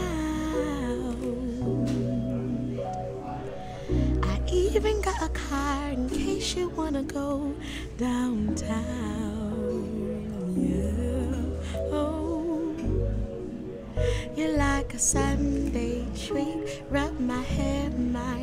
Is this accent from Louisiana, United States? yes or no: yes; New Orleans, Louisiana, United States; growing up in the East, which was right around the corner from Jazzland